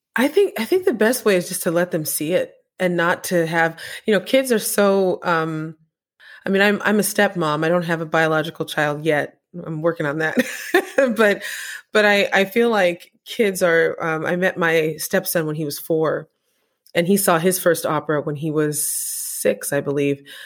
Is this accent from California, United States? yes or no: yes; Apple Valley, California, United States; when I was growing up in Apple Valley